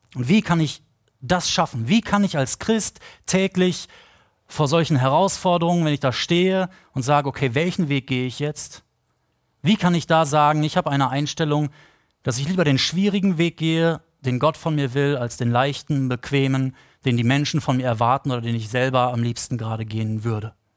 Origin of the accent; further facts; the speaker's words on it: Potsdam, Brandenburg, Germany; wir Potsdamer